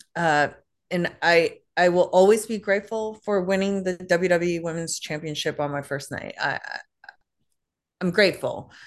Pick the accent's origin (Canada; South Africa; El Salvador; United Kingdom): Canada; Toronto, Ontario; I grew up in Canada, so I had to learn French